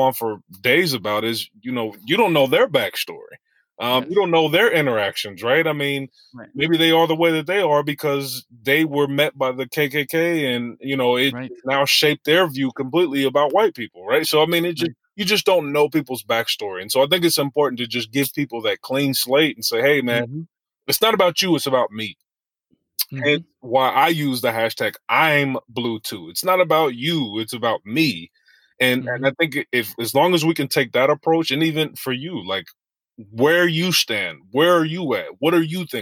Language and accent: English; Westchester, New York, United States; I grew up in Westchester